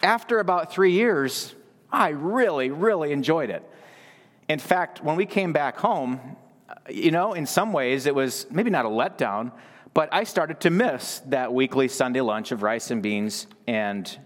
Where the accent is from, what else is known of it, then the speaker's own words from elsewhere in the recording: United States; moved away; also born or lived in Belize; I'm an American boy here